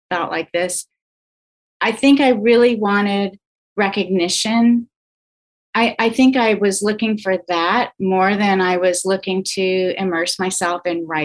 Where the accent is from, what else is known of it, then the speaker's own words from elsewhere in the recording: Baton Rouge, Louisiana, United States; also born or lived in Canada; now in Columbia, United States; No, I came here to go to journalism school. Um, I grew up in Baton Rouge. At least that's that's what I say. I um, I was born in Canada